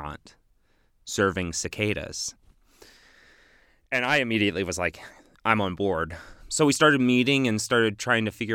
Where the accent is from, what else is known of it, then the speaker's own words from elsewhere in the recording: Texas, United States; now in Bloomington, United States; I grew up in Texas